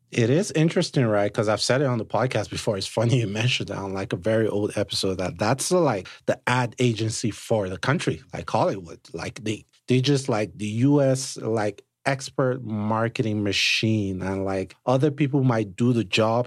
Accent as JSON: {"language": "English", "country": "Nigeria", "moved": "yes", "lives_now": "United States", "said": "I'm Nigerian, right? So I'm an immigrant myself"}